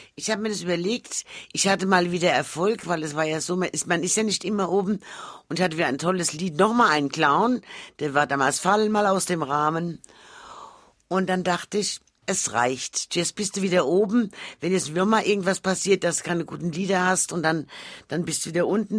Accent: Frankfurt, Hesse, Germany; also born or lived in Mainz; in Frankfurt geboren und in Frankfurt

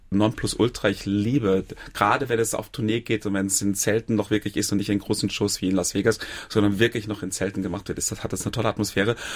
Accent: Saarland, Germany; wer Andreas Gergen kennt, als Saarländer kennt man

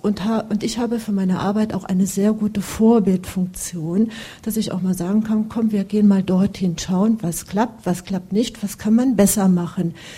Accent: Dillingen, Saarland, Germany; Ich stamme aus Dillingen-Saar

